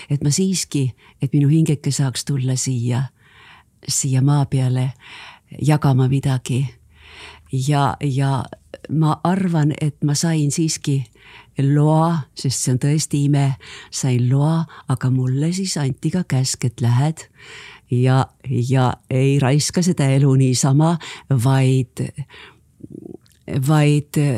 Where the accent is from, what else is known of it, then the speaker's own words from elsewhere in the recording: Ulyanovsk, Ulyanovsk Oblast, Russia; born there; nii et mina olen sündinud Uljanovskis neljakümne kolmandal aastal, aga muidugi sel ajal väga paljud, paljud eestlased, kes sinna sattusid, kartsid sünnitada